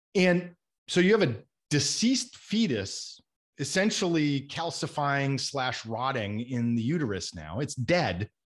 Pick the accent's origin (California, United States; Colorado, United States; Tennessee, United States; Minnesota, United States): Minnesota, United States; growing up in Minnesota was a wonderful place to grow up